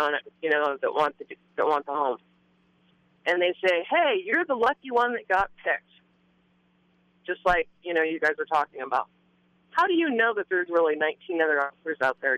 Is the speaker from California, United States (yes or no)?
yes; San Luis Obispo, California, United States; moved away as an adult; I grew up in San Luis Obispo, and I just came home after about twelve years